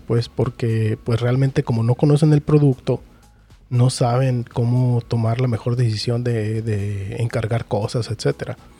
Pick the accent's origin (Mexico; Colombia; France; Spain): Mexico; uno también como mexicano